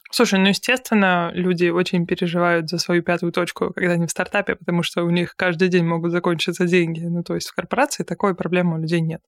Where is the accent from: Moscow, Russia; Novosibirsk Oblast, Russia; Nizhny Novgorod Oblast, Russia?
Nizhny Novgorod Oblast, Russia; Nizhny Novgorod; в своем родном городе, я из Нижнего Новгорода